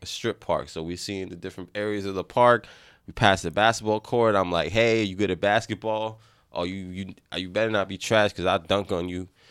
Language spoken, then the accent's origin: English; New York City, New York, United States; I grew up in the Bronx